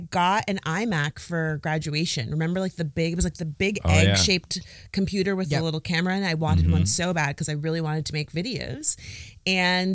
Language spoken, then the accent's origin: English; South Florida, United States; moved away; my growing up in South Florida